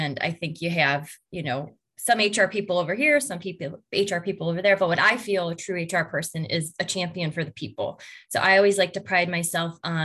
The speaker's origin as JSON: {"language": "English", "town": "Brook Park", "region": "Ohio", "country": "United States", "tie": "born or raised there", "lives_now": "Brunswick, United States", "said": "I was born and raised in Brook Park, Ohio, and now a resident of Brunswick"}